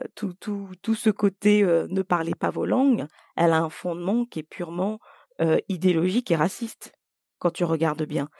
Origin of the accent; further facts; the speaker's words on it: Côte d’Ivoire; first language French; moved away; je suis née en Côte d'Ivoire et j'ai passé euh, tout mon primaire en Côte d'Ivoire.